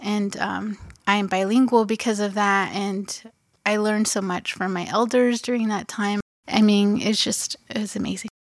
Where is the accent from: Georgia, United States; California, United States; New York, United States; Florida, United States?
California, United States; Los Angeles; now in South Tucson, United States; I am originally from Los Angeles, California, where I was born and raised